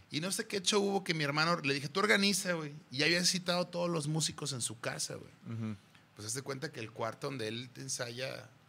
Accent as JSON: {"language": "Spanish", "region": "Mexico City", "country": "Mexico", "tie": "born or raised there", "said": "Ahorita mi hermana está viviendo en la casa que, donde crecimos, ahí por Moctezuma, que justamente era..."}